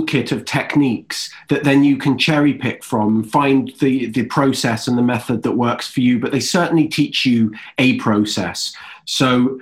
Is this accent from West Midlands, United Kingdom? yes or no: no; Wales, United Kingdom; moved away as an adult; also born or lived in England; now in United States; I'm born in England and then I grew up in Wales.